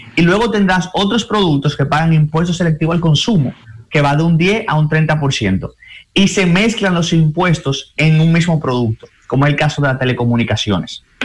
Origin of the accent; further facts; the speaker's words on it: Dominican Republic; nosotros como dominicanos